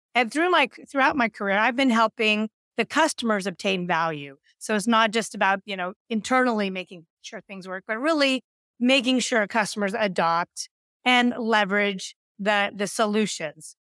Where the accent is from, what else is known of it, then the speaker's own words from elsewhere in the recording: Silicon Valley, California, United States; I grew up in Silicon Valley